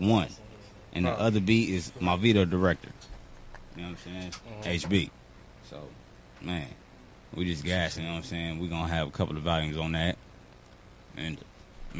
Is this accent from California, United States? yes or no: yes; Los Angeles, California, United States; from South Central, being from L.A.